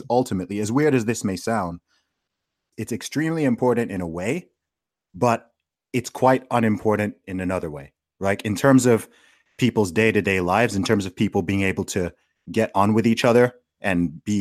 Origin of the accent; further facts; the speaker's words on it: Saudi Arabia; maybe because I grew up in Saudi Arabia, so I grew up in the most Islamic country that exists.